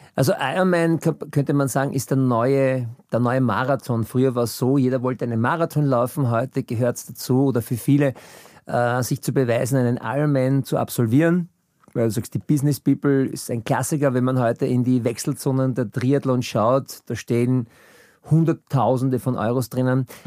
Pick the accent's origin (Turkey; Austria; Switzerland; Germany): Austria; Vienna; Ich bin 68 in Wien geboren